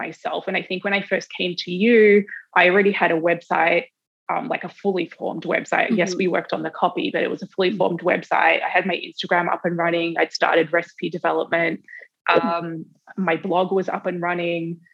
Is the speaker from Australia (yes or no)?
yes; Australia; moved away as an adult; also born or lived in New York; I'm Australian.